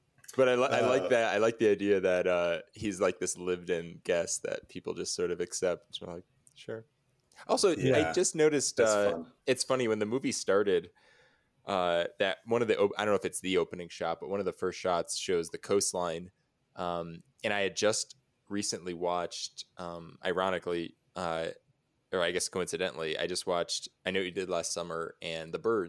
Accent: Connecticut, United States; I am from Connecticut.

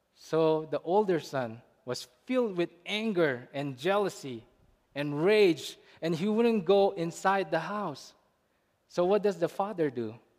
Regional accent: India; Growing up in India, I grew up around Muslims

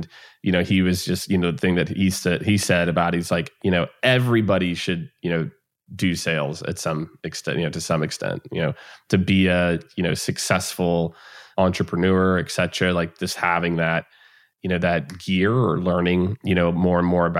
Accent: Missouri, United States; moved away as an adult; also born or lived in Florida; I grew up in the Midwest and in Missouri.

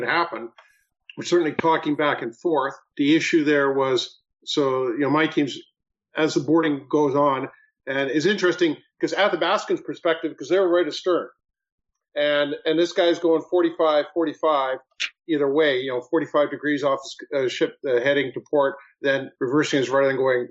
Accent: Canada; being Canadian

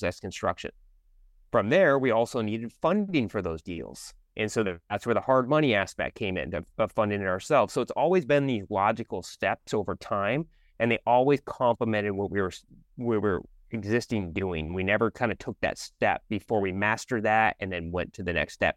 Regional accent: Sammamish, Washington, United States; I actually grew up in a city called Sammamish

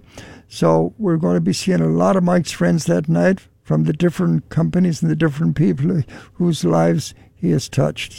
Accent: Ballina, Connacht, Ireland; now in Cleveland, United States; my hometown of Ballina, County Mayo

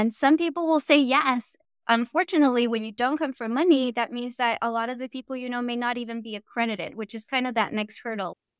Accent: Los Angeles, California, United States; I grew up in South Central Los Angeles

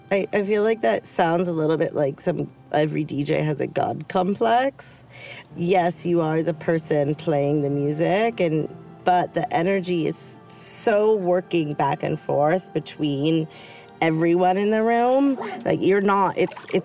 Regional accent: California, United States; But yeah, I think also in growing up in the Bay Area, and you were pretty close to the Bay Area, it's a different lifestyle

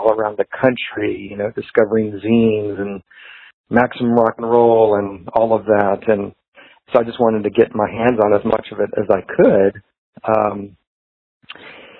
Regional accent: Atlanta, Georgia, United States; I grew up in the Atlanta area

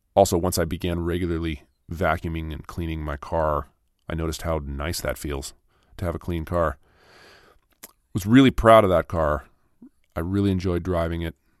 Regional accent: Minnesota, United States; also born or lived in Los Angeles, California; I was born in California, in Los Angeles, and then, uh, we moved to Minnesota when I was ten.

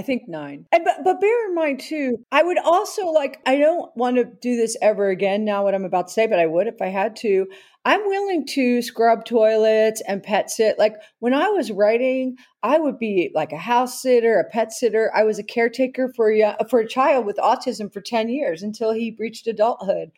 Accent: New Jersey, United States; I'm from New Jersey

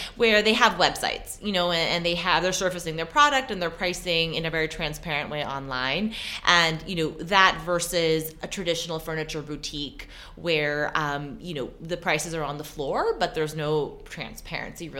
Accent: San Francisco Bay Area, California, United States; moved away as an adult; also born or lived in New York; I grew up in the San Francisco Bay Area

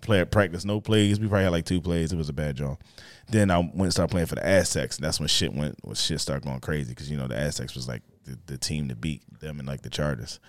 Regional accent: Philadelphia, Pennsylvania, United States; grew up in, uh, in Northeast at first. I was in Northeast until, like, fourth grade

